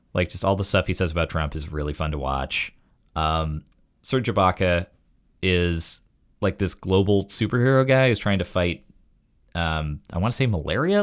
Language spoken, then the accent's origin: English; Canada; I was born in Canada